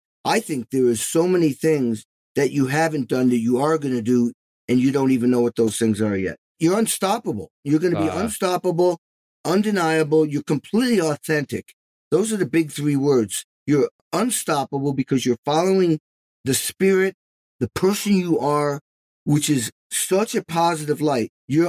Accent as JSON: {"language": "English", "town": "Albany", "region": "New York", "country": "United States", "tie": "born there", "also_born_or_lived": "Indianapolis", "said": "Yeah, I was born in Albany."}